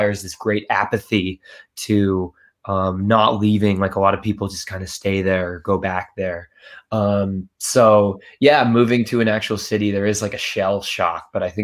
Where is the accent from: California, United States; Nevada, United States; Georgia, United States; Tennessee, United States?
Nevada, United States; Henderson; also born or lived in New York City; now in Los Angeles, United States; I'm from Vegas. I'm from Henderson.